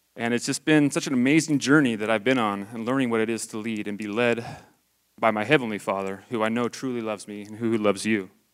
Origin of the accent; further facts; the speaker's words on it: Idaho, United States; I grew up in Idaho.